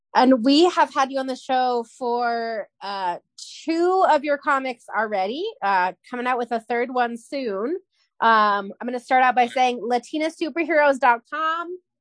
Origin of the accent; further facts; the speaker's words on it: San Diego, California, United States; I grew up in San Diego